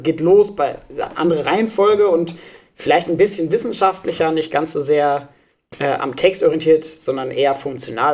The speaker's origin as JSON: {"language": "German", "region": "Schleswig-Holstein", "country": "Germany", "tie": "born or raised there", "said": "Ich bin in Schleswig-Holstein zur Schule gegangen"}